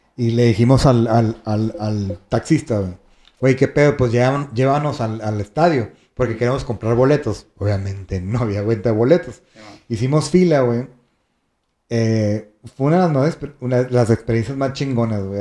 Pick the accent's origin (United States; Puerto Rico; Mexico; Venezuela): Mexico; northern Mexico; somos, este, norteños